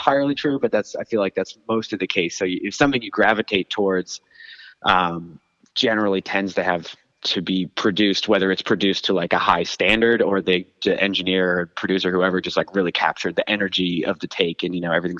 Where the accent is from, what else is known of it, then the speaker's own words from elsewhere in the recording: Hanson, Massachusetts, United States; I grew up on the South Shore in Hanson, down in Plymouth County. There, kind of towards the Cape ish.